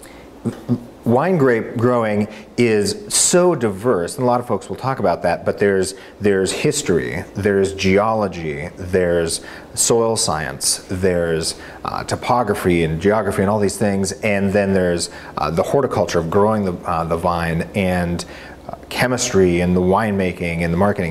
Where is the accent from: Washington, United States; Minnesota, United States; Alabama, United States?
Washington, United States; Bellingham; moved away as an adult; also born or lived in Oregon; I'm from Northwest Washington, a town called Bellingham.